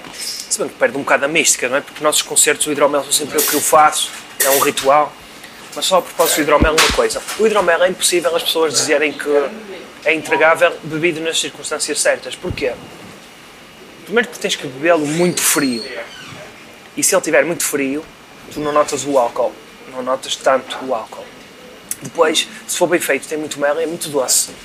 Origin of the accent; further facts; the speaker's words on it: Vila Nova de Gaia, Norte, Portugal; eu não sou do Porto, eu sou de Gaia